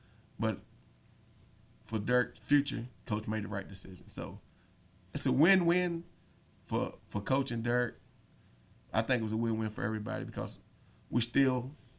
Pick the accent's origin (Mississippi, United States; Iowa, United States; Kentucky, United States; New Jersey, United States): Kentucky, United States; Lebanon; born there; now in Campbellsville, United States; I was born in Lebanon. Now I'm in Campbellsville with them.